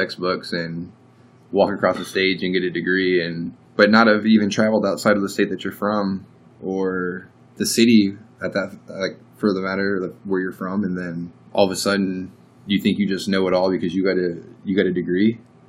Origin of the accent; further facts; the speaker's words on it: Alaska, United States; moved away; also born or lived in Washington / Missouri / Hawaii; now that I was gone from Alaska